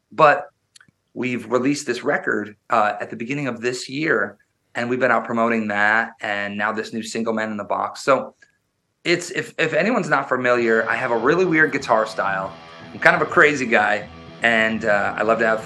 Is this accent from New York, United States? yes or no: no; Wisconsin, United States; I was born and raised in Wisconsin, which is the midwest they call it up near near canada and i grew up very very rural i grew up um in like farmland